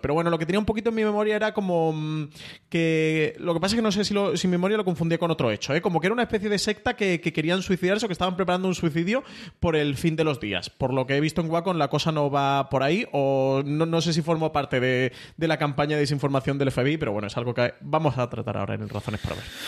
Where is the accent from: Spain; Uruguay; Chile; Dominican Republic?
Spain; como espectador español